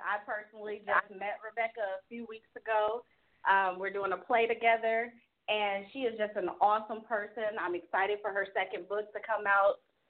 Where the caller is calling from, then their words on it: Dallas, Texas, United States; I'm calling from Dallas, Texas.